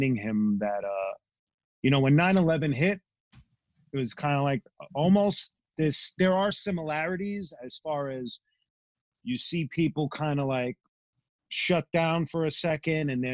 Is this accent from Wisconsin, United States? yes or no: no; New York City, New York, United States; I'm from Bensonhurst and Gravesend, Brooklyn.